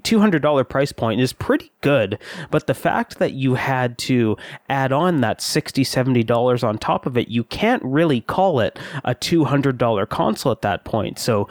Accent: Canada; And I'm Canadian

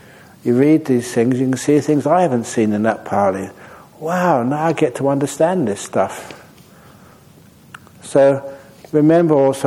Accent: Australia; also born or lived in Perth; I'm Australian.

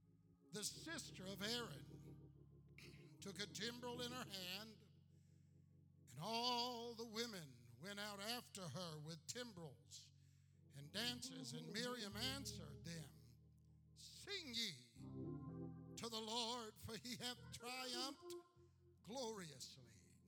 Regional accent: Texas, United States; also born or lived in Indiana; I am a Texan. I went from Indiana, came into the church in Indiana, and then went to Texas. I've been pastoring that church for about 36 years.

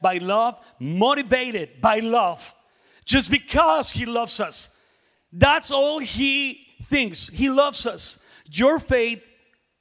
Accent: Mexico; now in Oklahoma City, United States; I am from Mexico

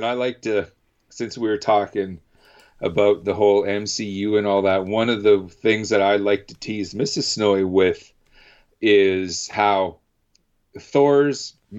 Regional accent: Canada; like I'm Canadian.

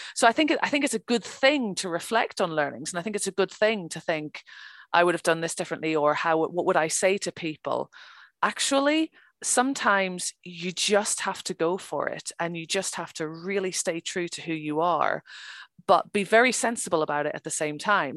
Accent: Ireland; I'm from Ireland

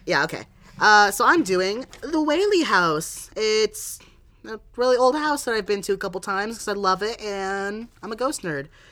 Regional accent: San Diego, California, United States; I'm from San Diego

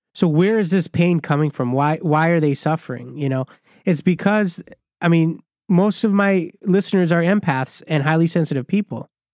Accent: Michigan, United States; I grew up in Michigan

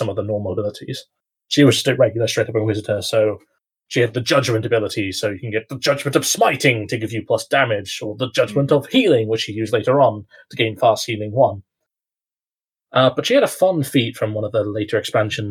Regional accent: United Kingdom; As a Brit

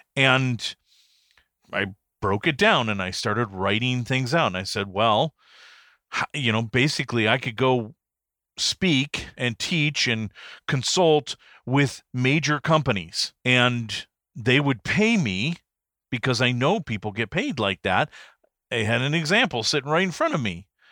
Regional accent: Detroit, Michigan, United States; also born or lived in Pontiac, Michigan / Birmingham, Michigan / Beverly Hills, Michigan; I was born and raised in Michigan, Detroit area. I was actually born in Pontiac

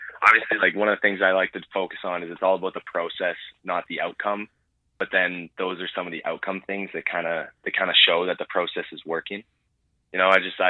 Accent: Nipawin, Saskatchewan, Canada; growing up in Nipawin

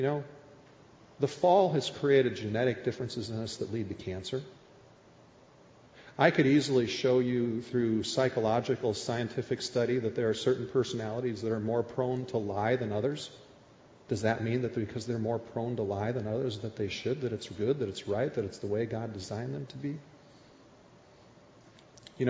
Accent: Minnesota, United States; moved away; I grew up in Minnesota as a Minnesota Vikings fan

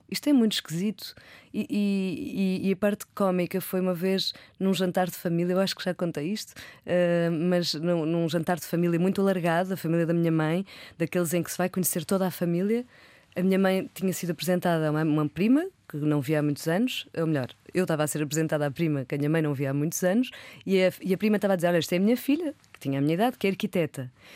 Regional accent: Porto, Norte, Portugal; moved away as an adult; also born or lived in London; now in Lisbon, Portugal; sou do Porto

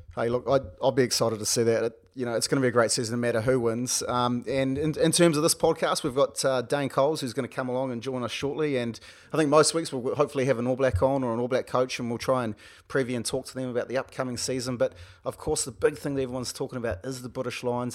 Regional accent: Wellington, New Zealand; we're both from Wellington

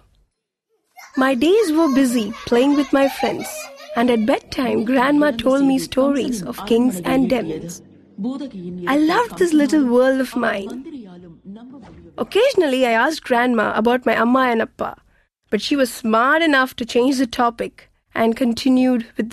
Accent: Thanjavur, Tamil Nadu, India; I grew up in Thanjavur, a village in Tamil Nadu.

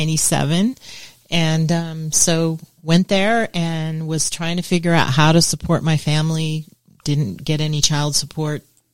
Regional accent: Del Mar, California, United States; moved away; also born or lived in Rancho Santa Fe, California / Oklahoma; So I was raised in Southern California, grew up on the beaches of Del Mar. We had a home on the beach and we had a ranch in Rancho Santa Fe. It was a thoroughbred ranch. That's where I was raised.

